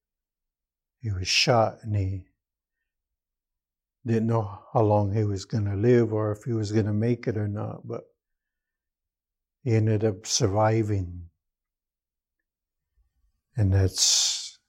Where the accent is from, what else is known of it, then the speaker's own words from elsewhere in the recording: Lapwai, Idaho, United States; moved away as an adult; now in Peshastin, United States; I'm originally from Lapway. I grew up in Lapway, Idaho, and lived there most of my life